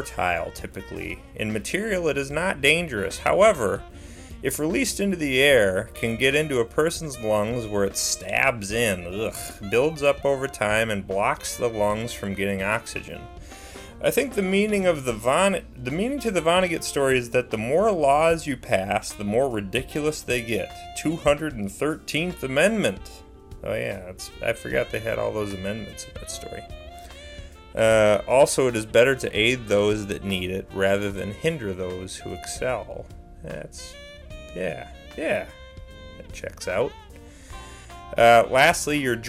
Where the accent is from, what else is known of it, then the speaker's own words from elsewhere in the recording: Mankato, Minnesota, United States; Mankato, Minnesota, my hometown